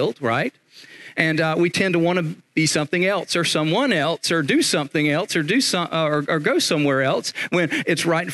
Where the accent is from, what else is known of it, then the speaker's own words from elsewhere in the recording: Eastern North Carolina, United States; I'm from Eastern North Carolina